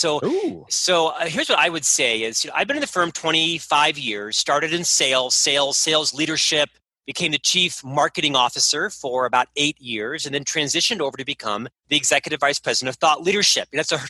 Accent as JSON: {"language": "English", "town": "Winter Park", "region": "Florida", "country": "United States", "tie": "born or raised there", "moved": "as an adult", "lives_now": "Provo, United States", "said": "I'm actually from Orlando, born and raised in Winter Park, a suburb of Orlando. Spent my first 26 years there."}